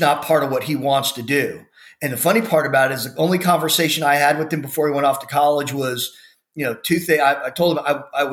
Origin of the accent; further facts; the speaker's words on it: Houston, Texas, United States; where we grew up in the Spring Branch area of Houston